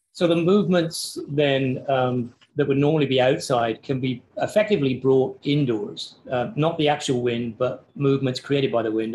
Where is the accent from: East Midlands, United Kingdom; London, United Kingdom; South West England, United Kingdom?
South West England, United Kingdom; Cornwall; moved away; theoretically, in the southwest of England, uh, so the little peninsula that juts out into the Pacific below Wales, a place called Cornwall.